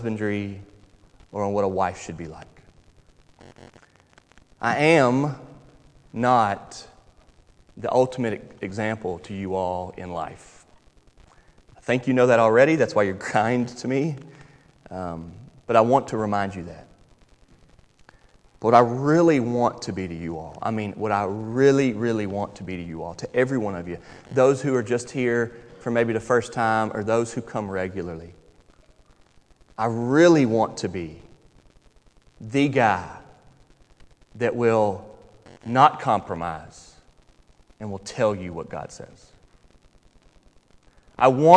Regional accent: Charlotte, North Carolina, United States; moved away as an adult; now in Louisville, United States; I'm from North Carolina. Grew up, born and raised in Charlotte, North Carolina. I've been here now 12 years

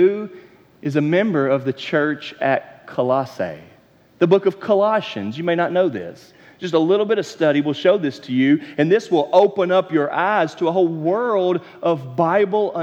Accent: Matthews, North Carolina, United States; moved away as an adult; also born or lived in South Georgia; I was born and raised in Charlotte, North Carolina, in the suburbs right outside of it, in Matthews, North Carolina.

